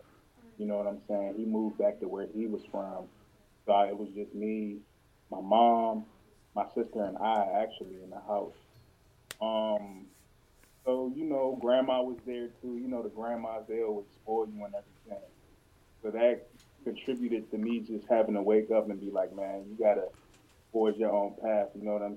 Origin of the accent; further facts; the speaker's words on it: Maryland, United States; also born or lived in Georgia / Baltimore, Maryland; I grew up in Atlanta for a while, too, you know, in Georgia, a small town over there, you know, and then we moved up here to Maryland when I was 12